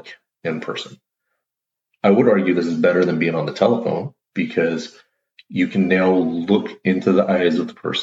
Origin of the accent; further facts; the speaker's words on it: Pacific Northwest, United States; I'm from the Pacific Northwest